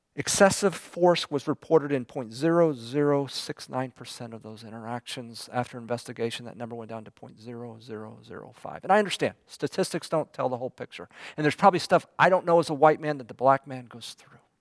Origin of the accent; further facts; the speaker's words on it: United States; people picked me out as being American